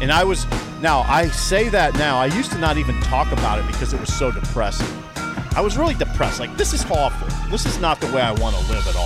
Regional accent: Columbus, Nebraska, United States; from my hometown.

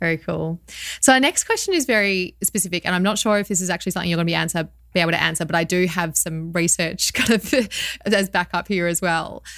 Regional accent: Australia; probably also being Australian and growing up around the sea

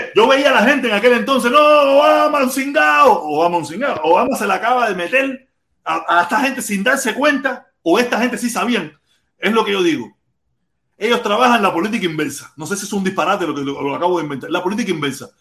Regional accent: Cuba; moved away

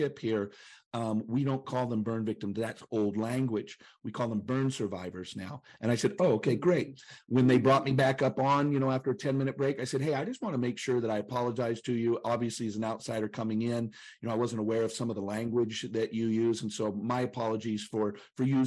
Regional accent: Chattanooga, Tennessee, United States; I'm from Chattanooga, the city that's fun to say.

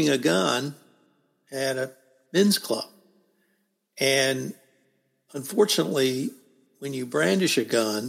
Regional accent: the South, United States; now in Texas, United States; I'm a Southerner

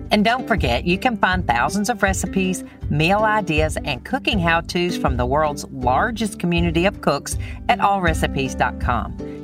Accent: Alabama, United States; I'm from Alabama.

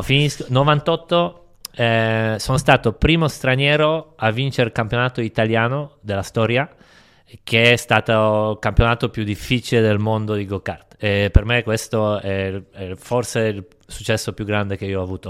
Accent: Poland; Io sono nato sette dicembre, in Polonia

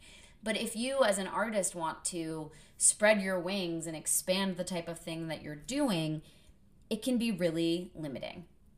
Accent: New England, United States; because I've known so many people from Boston growing up in New England.

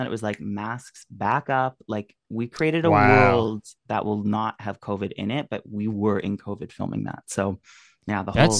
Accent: Peterborough, Ontario, Canada; Peterborough, Ontario.

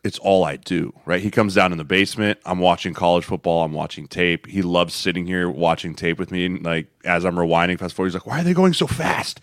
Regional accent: Denver, Colorado, United States; I grew up in Denver

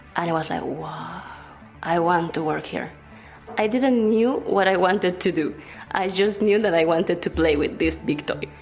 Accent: Venezuela; now in Barcelona, Spain; I'm from Venezuela, and I'm a researcher in the Barcelona Supercomputing Center.

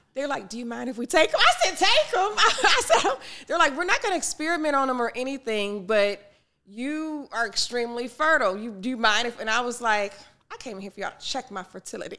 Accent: Detroit, Michigan, United States; growing up in Detroit, it was eighty-eight percent Black at the time

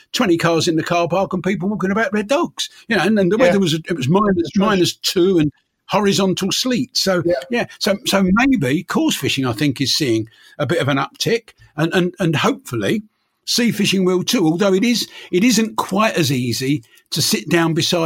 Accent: London, United Kingdom; I was born in North London, so I was born a fair way from the sea.

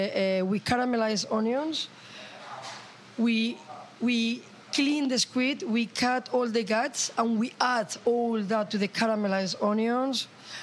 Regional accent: Bilbao, Basque Country, Spain; now in London, United Kingdom; because I'm Basque, I'm from Bilbao

